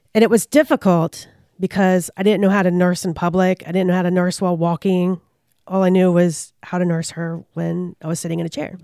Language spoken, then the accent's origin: English; Richmond, Virginia, United States; I grew up in Richmond